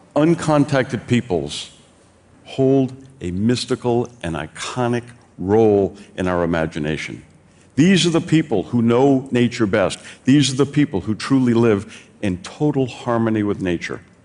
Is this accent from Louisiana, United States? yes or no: yes; New Orleans, Louisiana, United States; in my hometown of New Orleans